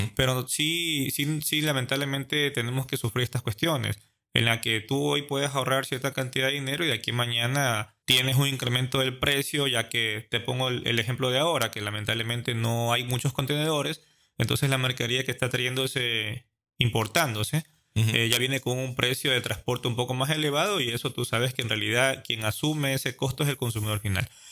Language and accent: Spanish; Ecuador